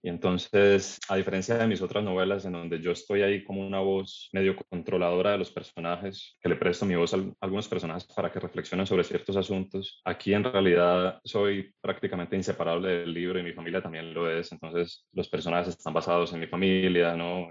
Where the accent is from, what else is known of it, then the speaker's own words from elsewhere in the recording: Cali, Valle del Cauca, Colombia; moved away as an adult; also born or lived in Caracas, Venezuela; now in Medellín, Colombia; crecí en Cali, estudié en el colegio